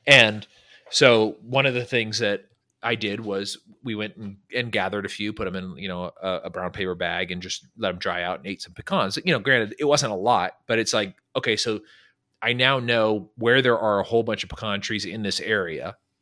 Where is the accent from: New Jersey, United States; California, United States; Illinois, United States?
California, United States; Northern; now in Dallas-Fort Worth, United States; I grew up in California, Northern California